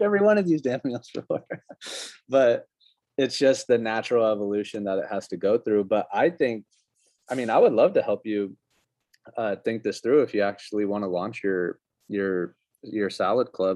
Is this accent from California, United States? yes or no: no; Colorado, United States; when I was growing up in Colorado, we used to get our milk delivered